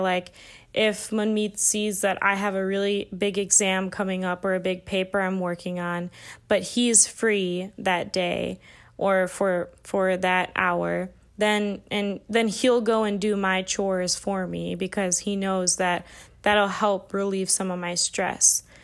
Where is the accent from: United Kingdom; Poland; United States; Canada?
United States; Illinois; I'm from the Midwest, like, flat lands, like, we don't, we barely even have hills in Illinois.